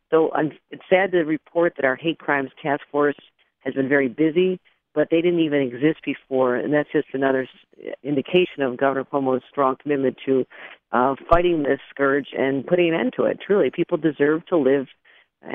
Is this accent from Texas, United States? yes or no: no; Buffalo, New York, United States; my hometown of Buffalo